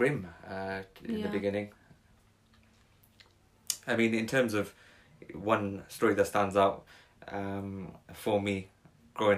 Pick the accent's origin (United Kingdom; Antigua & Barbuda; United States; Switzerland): United Kingdom; Cardiff, Wales; I grew up in Cardiff, you know that, Kate, of course. I grew up in Cardiff, so, you know, as multicultural as it gets